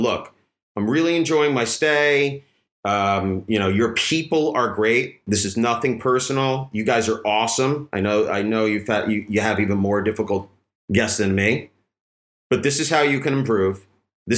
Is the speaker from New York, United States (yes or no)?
yes; New York, United States; moved away as an adult; now in Koh Samui, Thailand; I'm born and raised in New York